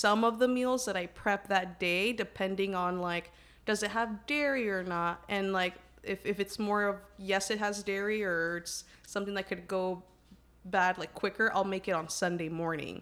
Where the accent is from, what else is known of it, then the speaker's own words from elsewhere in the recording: Dallas, Texas, United States; I was born and raised in Dallas, Texas.